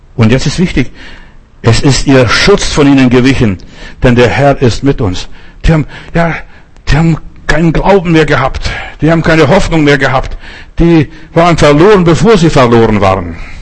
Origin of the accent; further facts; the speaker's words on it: Germany; Wir als Deutsche haben unsere Geschichte gehabt mit dem Holocaust